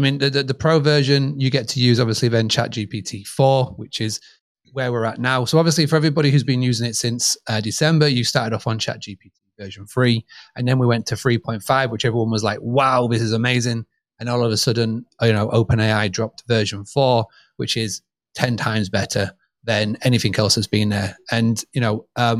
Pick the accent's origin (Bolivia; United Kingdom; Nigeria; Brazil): United Kingdom; accent: British; my British accent